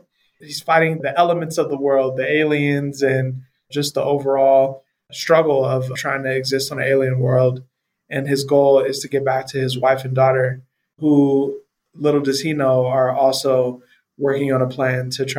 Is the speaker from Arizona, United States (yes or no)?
no; Colton, California, United States; moved away as an adult; also born or lived in San Francisco, California / Orange County, California; now in Johannesburg, South Africa; I grew up in Southern California, in a small town called Colton, California.